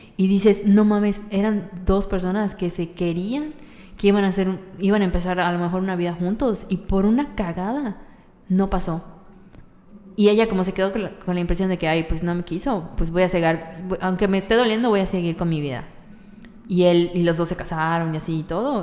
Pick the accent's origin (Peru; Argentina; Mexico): Mexico; soy mexicana